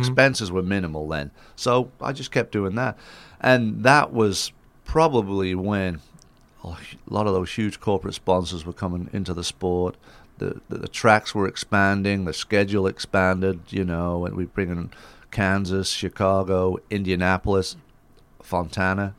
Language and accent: English; Isle of Man; moved away as an adult; now in United States; growing up in the Isle of Man with the motorcycles and stuff